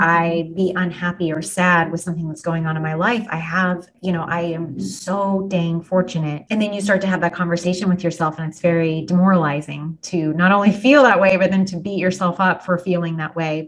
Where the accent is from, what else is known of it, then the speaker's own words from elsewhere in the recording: Wellington, Kansas, United States; also born or lived in South Haven, Kansas; I grew up in South Haven and in Wellington.